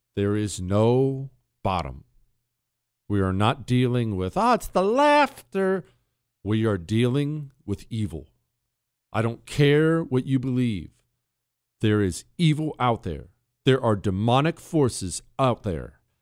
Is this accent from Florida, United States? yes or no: no; Bozeman, Montana, United States; moved away; In Montana, where I grew up in Bozeman